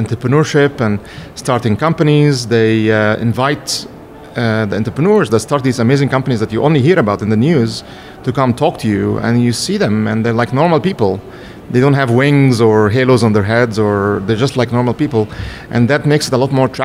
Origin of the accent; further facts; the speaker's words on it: Cairo, Cairo Governorate, Egypt; moved away as an adult; now in Silicon Valley, United States; I was born in Egypt, in Cairo, specifically in a town called Shubra, for people that know Egypt well enough. I got my bachelor's and master's degrees at Cairo University.